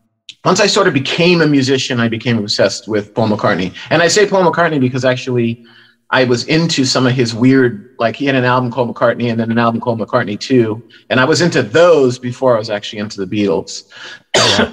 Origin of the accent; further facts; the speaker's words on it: New York City, New York, United States; moved away as an adult; also born or lived in Bronx, New York / Englewood, New Jersey / Fort Lee, New Jersey / Connecticut; From the Bronx, we moved to Queens, Jackson Heights, Queens, when I was 3